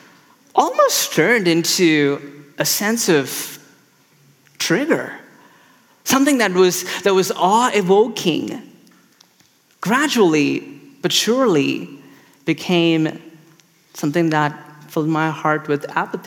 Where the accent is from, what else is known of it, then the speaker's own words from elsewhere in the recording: Chennai, Tamil Nadu, India; now in Chicago, United States; I'm from India originally, and I moved from the city called Chennai